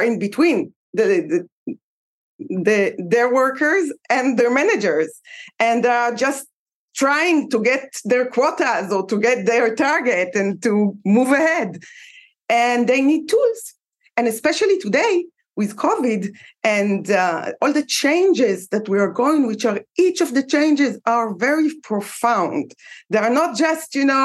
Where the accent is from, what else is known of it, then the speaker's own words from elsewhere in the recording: Israel; I'm from Israel.